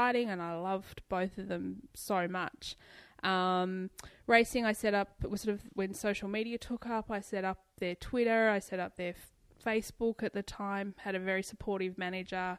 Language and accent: English; Tasmania, Australia; I'm from Tasmania.